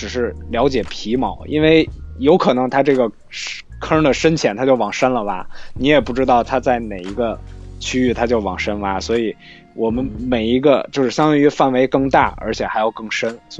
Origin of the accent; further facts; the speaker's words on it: Beijing, China; 我们感我感觉我感觉江苏的人比我北京人还多。